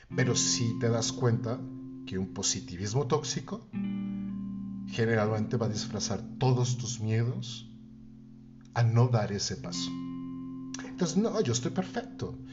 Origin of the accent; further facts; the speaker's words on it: Mexico City, Mexico; Cuando regreso a mi ciudad natal, regreso a la Ciudad de México